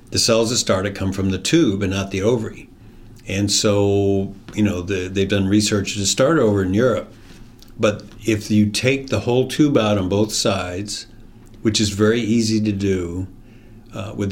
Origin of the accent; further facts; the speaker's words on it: District of Columbia, United States; I grew up in the military, so we were all over the country. My dad was in the Air Force and spent most of our time in the D.C. area uh, in high school and all that.